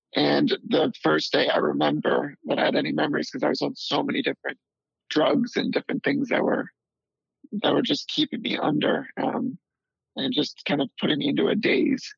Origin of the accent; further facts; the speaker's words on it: D.C., suburbs of Maryland, United States; also born or lived in North Carolina; we finally settled down in uh, the suburbs of Maryland, right outside Washington, D.C.